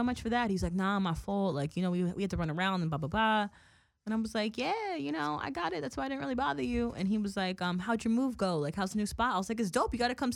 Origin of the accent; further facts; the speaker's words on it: New York, United States; moved away; we're from New York